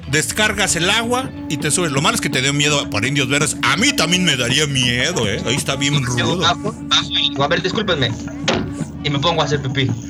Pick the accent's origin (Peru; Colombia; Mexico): Mexico; Mexico City; mi tierra es la condesa. Yo acá no soy exiliado, pero